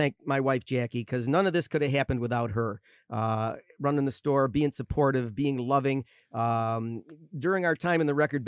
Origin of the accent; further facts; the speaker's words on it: Rochester, New York, United States; moved away as an adult; I was born in Rochester. I spent my first 38 years living there